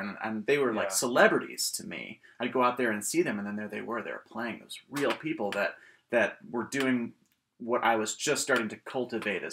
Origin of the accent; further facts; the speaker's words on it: Rochester, New York, United States; also born or lived in Emporia, Kansas; I was born in Kansas originally. I'm from Emporia, Kansas. And I moved to this area when I was about 8 or 9